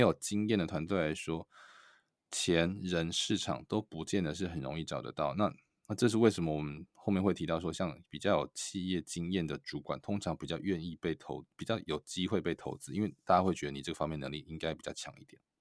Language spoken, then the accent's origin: Chinese; Taiwan; also born or lived in Silicon Valley; now in United States; 对于我，台湾人来说